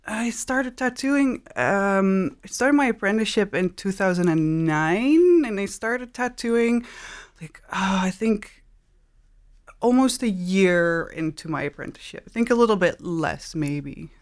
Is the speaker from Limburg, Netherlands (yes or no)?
yes; Maastricht, Limburg, Netherlands; I grew up in Maastricht. It's the south of the Netherlands